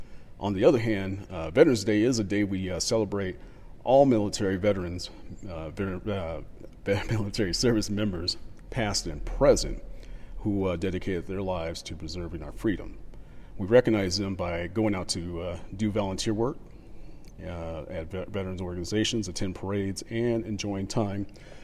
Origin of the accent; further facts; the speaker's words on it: Midwest, United States; also born or lived in East Coast, United States; Now, being a kid in the 80s, growing up in the Midwest and East Coast